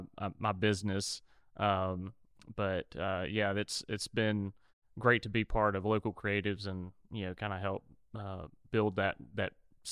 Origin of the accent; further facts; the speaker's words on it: Cleveland, Mississippi, United States; moved away as an adult; now in Ocean Springs, United States; I'm originally from Cleveland, Mississippi, in the Delta, and I've been here a little over 9 years